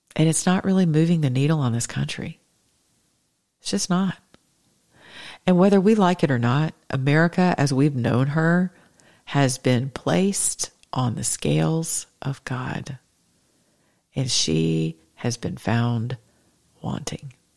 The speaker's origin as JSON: {"language": "English", "region": "the South", "country": "United States", "said": "I'm from the South"}